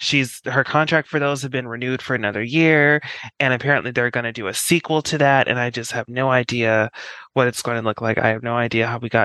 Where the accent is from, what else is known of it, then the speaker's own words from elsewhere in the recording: Colorado, United States; moved away; I'm from Colorado where it actually starts to snow on Halloween